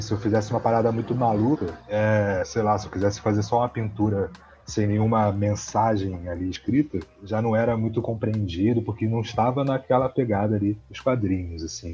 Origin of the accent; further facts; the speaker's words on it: Rio de Janeiro, Brazil; eu sou da Zona Oeste ali do Rio de Janeiro